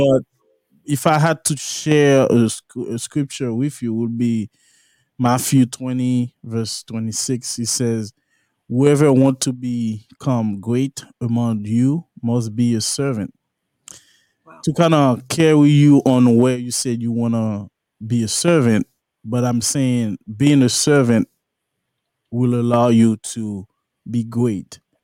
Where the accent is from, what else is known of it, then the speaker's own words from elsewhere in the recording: La Plaine, Haiti; moved away; I'm from La Plaine